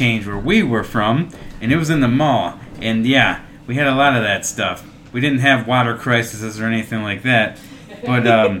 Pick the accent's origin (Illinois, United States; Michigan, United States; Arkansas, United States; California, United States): Michigan, United States; Traverse City; So I'm from Traverse City. So, not Flint.